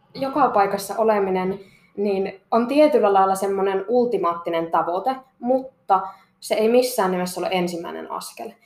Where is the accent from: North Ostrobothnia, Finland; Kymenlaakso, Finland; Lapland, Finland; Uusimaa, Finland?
Lapland, Finland; Kittilä; also born or lived in Seinäjoki; mä olen täältä Kittilästä kotoisin